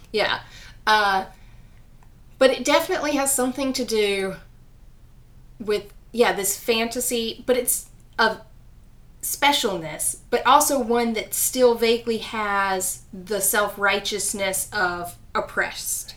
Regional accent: US South, United States; accent: southern; my southern accent

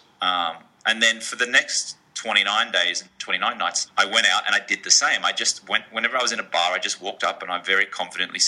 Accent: Australia; now in Los Angeles, United States; I grew up in Australia

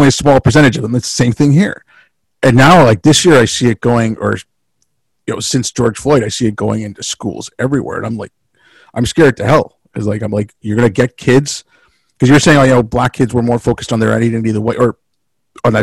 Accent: India; moved away; when I was growing up in India

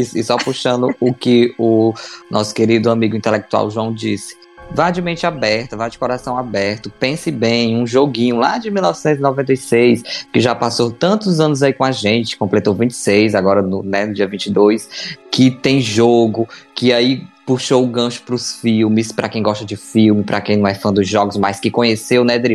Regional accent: Mexico; Portuguese is a second language; moved away as an adult; now in Brazil; no meu país de origem, né, do México, eu sou mexicano, mas eu vim pro Brasil há, há, uns 12 anos, mais ou menos

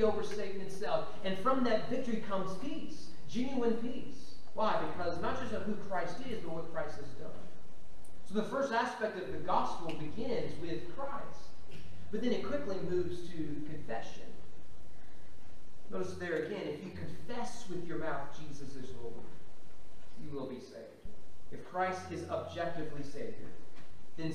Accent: Kentucky, United States; growing up in Kentucky

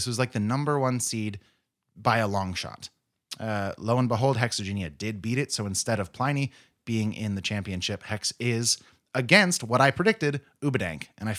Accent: California, United States; Growing up in the Fall River Valley, this is one of the things my friends and I would look forward to each summer.

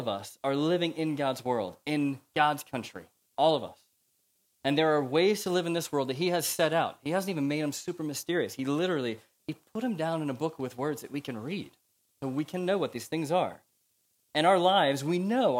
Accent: United States; accent: American; now in United Kingdom; you can tell from my accent, I'm America

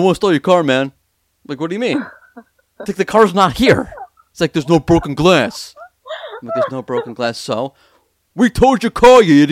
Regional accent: New York, United States; moved away; I am a New Yorker

